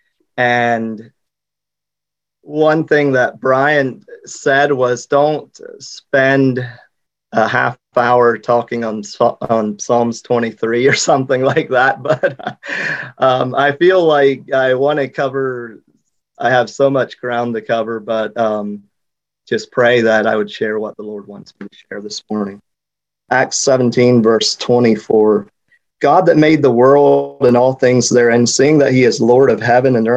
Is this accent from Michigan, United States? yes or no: no; Lancaster County, Pennsylvania, United States; also born or lived in Haiti; I'm from Lancaster County